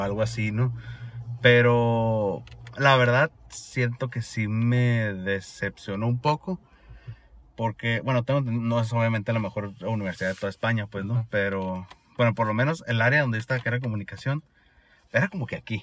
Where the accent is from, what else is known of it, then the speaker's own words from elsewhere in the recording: Sonora, Mexico; accent: Sonoran; also born or lived in Granada, Spain; Yo con mi acento sonorense acá